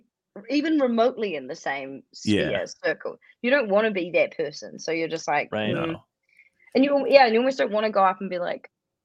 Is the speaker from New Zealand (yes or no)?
yes; New Zealand; I'm from New Zealand